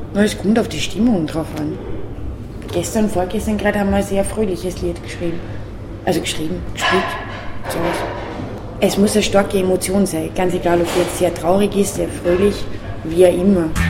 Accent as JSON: {"language": "German", "region": "Upper Austria", "country": "Austria", "accent": "Upper Austrian", "said": "ich komme aus Oberösterreich und diesen Dialekt zu singen"}